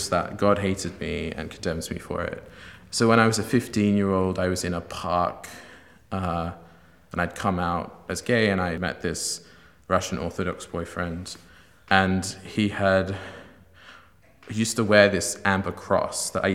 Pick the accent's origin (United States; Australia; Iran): Australia; Sydney, New South Wales; I'm originally from Sydney, Australia, where I was raised by an agnostic family